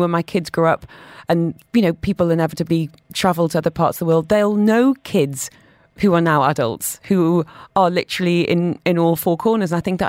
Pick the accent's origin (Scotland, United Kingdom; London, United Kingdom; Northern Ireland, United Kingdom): London, United Kingdom; I grew up in London, lots of diversity, and I've noticed that children from similar backgrounds would group together